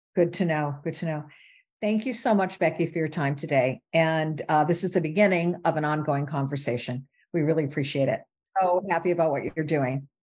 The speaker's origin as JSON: {"language": "English", "region": "Michigan", "country": "United States", "tie": "born or raised there", "moved": "yes", "said": "I grew up in Michigan"}